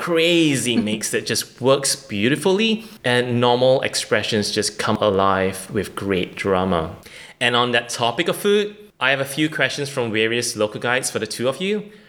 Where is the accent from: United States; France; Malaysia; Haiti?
Malaysia; So I'm Malaysian and we have our equivalent called Manglish.